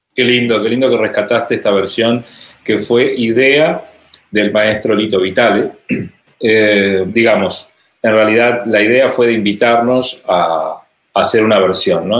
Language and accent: Spanish; Rosario, Santa Fe, Argentina; desde Rosario, desde mi ciudad natal